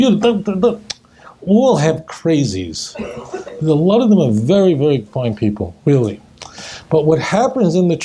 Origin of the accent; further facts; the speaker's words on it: New York City, New York, United States; when I was a kid growing up in Brooklyn